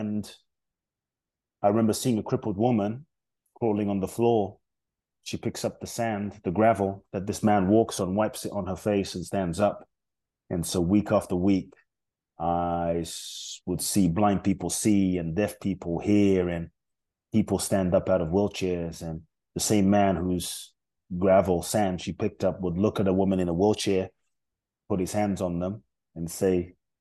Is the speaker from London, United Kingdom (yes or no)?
yes; London, United Kingdom; born or raised there; also born or lived in Ghana